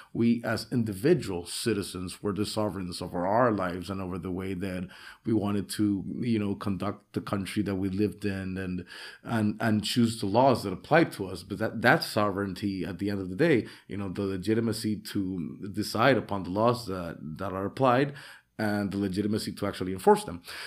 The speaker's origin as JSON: {"language": "English", "town": "San Pedro Sula", "region": "Cortés", "country": "Honduras", "tie": "born or raised there", "moved": "as an adult", "lives_now": "Roatán, Honduras", "said": "I'm here from Honduras. I was born originally in San Pedro Sula in the industrial capital."}